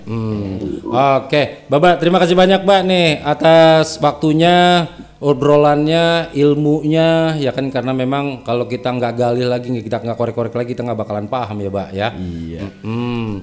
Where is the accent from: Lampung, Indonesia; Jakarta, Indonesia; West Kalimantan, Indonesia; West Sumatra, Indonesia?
Jakarta, Indonesia; Betawi; emang omongan kita begitu ya, orang Betawi ya?